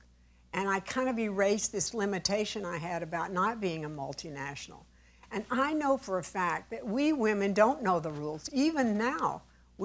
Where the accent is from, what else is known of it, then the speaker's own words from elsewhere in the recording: Texas, United States; moved away; I'm from Texas